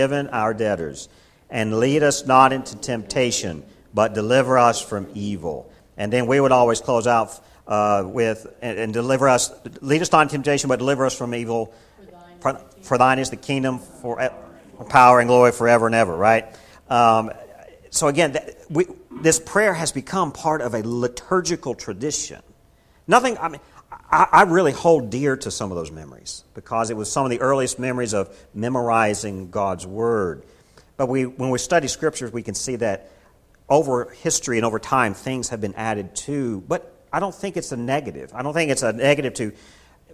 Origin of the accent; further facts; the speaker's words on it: Kingsport, Tennessee, United States; In my childhood growing up in the Baptist church that I grew up in Kingsport, Tennessee